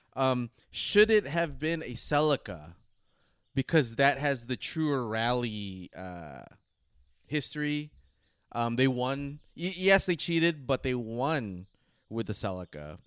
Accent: United States; as an American

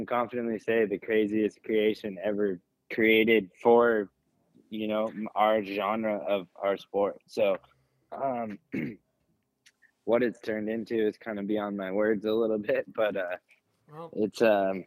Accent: California, United States; growing up in California, we have Beaumont, Ritchie Canyon

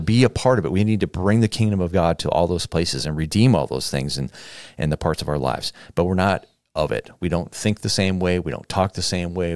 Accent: United States; we as American Christians

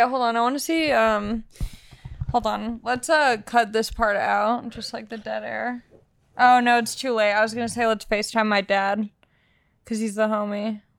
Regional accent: Long Beach, California, United States; I'm from Long Beach, California, born and raised. My whole family's from out here.

